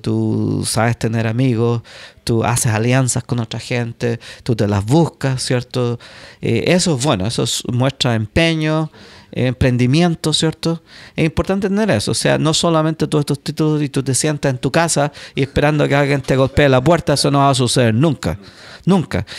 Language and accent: Spanish; Chile; moved away as an adult; now in United States; yo soy el único chileno que ha llegado ya